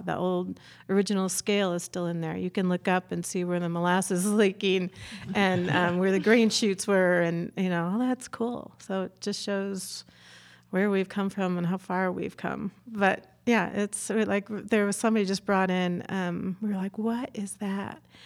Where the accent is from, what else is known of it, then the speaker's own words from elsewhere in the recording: Chicago, Illinois, United States; moved away; I grew up in Chicago, and we had a old-fashioned deli